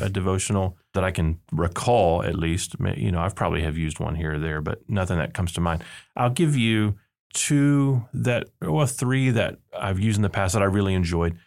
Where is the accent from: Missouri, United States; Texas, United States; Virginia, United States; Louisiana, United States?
Texas, United States; South; moved away; I grew up in South Texas, and we had what they called Winter Texans